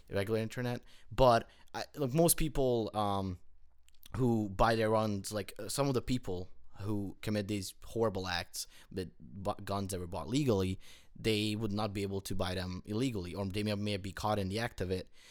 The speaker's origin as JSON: {"language": "English", "country": "Hungary", "tie": "born or raised there", "moved": "yes", "lives_now": "United States", "said": "I grew up in Europe, in Hungary"}